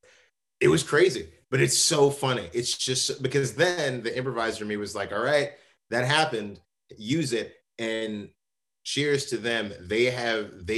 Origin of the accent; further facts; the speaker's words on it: New York City, New York, United States; we're both from the Bronx. We're both from the same area. Him a little bit further up than I am, and I'm far up in the Bronx